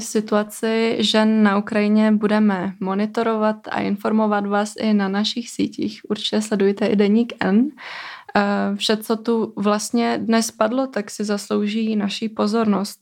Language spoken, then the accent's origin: Czech; Kosovo; now in Czech Republic; já sama pocházím z Kosova